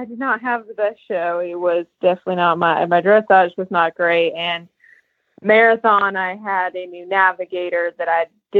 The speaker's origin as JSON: {"language": "English", "town": "Flagstaff", "region": "Arizona", "country": "United States", "moved": "as an adult", "said": "I'm originally from Arizona, Flagstaff"}